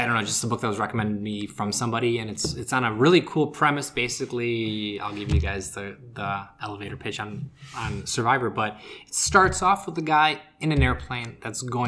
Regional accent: Chicago, Illinois, United States; I'm from Chicago. I grew up watching the Fire

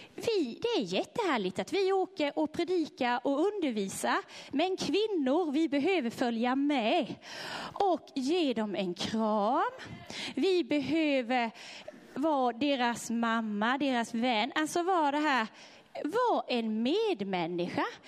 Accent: Sweden; de är inte som oss svenskar

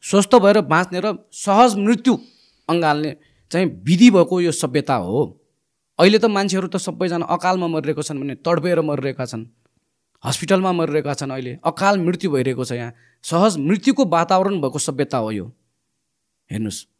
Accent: Nepal; हामी सबै नेपाली हौँ

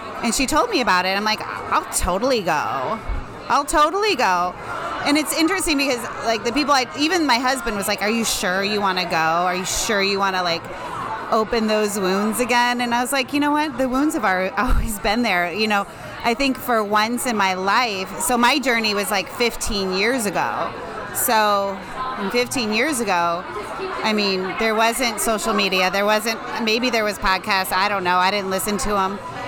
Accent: Lemont, Illinois, United States; I'm from Lamont, Illinois.

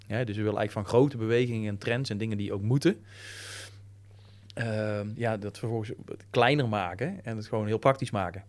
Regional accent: Breda, North Brabant, Netherlands; ik ben echt van Breda en van, van de regio

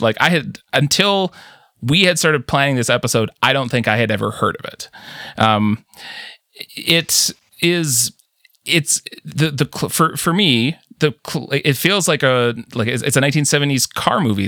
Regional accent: Canada; as a Canadian

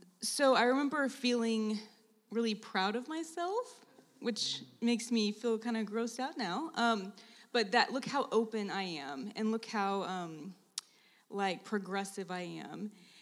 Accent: Oklahoma, United States; I'm also from Oklahoma.

